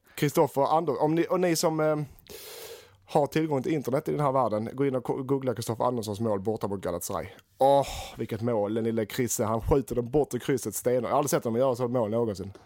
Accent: Sweden; som svensk och allsvensk fanatiker

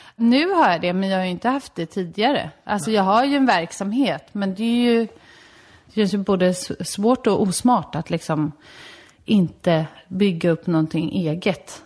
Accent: Solna, Stockholm County, Sweden; also born or lived in Värmdö; i Solna växte jag upp tills jag var 13

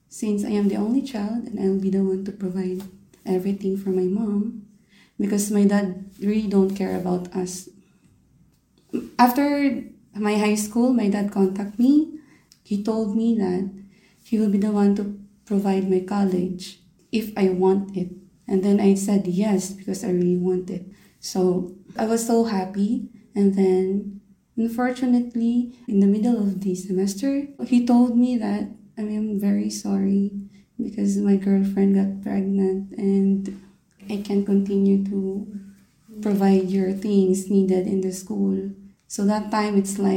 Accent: Philippines; moved away as an adult; now in Doha, Qatar; I'm 29 years old and I'm from the Philippines

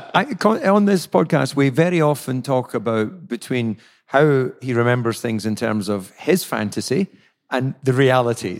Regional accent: Scotland, United Kingdom; I'm Scottish

